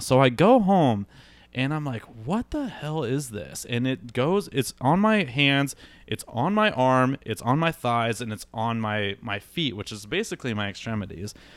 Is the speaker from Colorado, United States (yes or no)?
no; Iowa, United States; moved away as an adult; also born or lived in Milwaukee; now in Phoenix, United States; I'm from Iowa originally, grew up there, um, spent my entire life there until I moved to Milwaukee